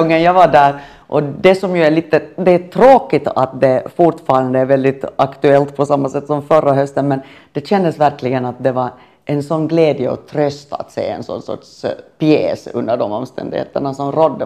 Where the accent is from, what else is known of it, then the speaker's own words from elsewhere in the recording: Finland; moved away as an adult; also born or lived in Sweden; jag är finländare och bodde i Sverige